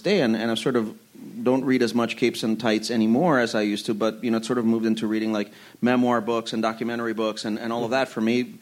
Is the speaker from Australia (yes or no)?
no; Puerto Rico; moved away; also born or lived in Ann Arbor, Michigan; when I was a kid growing up in Puerto Rico